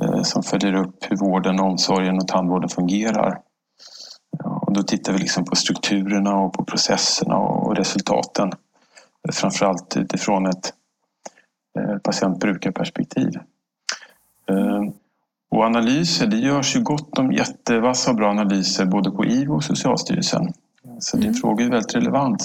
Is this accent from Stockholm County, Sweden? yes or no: yes; Stockholm, Stockholm County, Sweden; jag är född här i Stockholm, eh, uppvuxen här